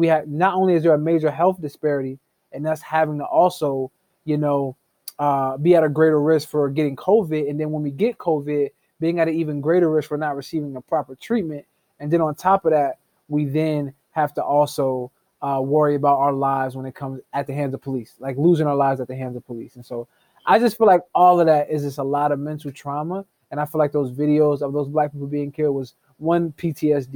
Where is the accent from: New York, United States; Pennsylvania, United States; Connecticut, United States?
Pennsylvania, United States; Harrisburg; now in Illinois, United States; I am originally from Harrisburg, Pennsylvania